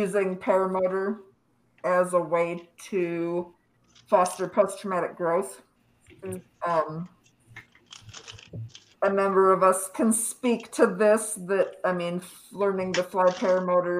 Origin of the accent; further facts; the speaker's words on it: Minnesota, United States; now in North Carolina, United States; I live in North Carolina, but I'm from Minnesota